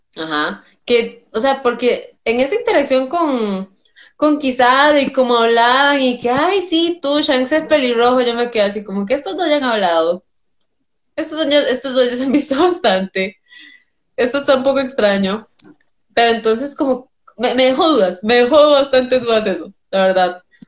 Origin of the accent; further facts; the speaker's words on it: Costa Rica; diría uno como tico